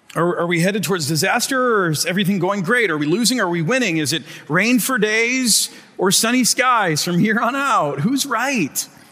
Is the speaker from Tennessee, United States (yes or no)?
no; Michigan, United States; moved away; I'm from Michigan and I moved for a reason.